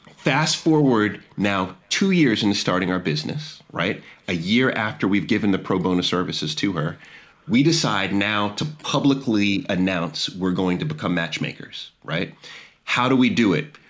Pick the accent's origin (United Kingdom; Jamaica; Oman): Jamaica; now in Washington D.C., United States; I'm Jamaican